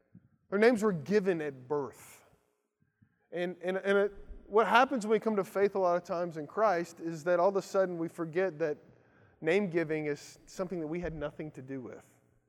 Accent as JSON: {"language": "English", "town": "Lawrenceburg", "region": "Kentucky", "country": "United States", "tie": "born or raised there", "moved": "yes", "said": "where I grew up in Lawrenceburg, Kentucky"}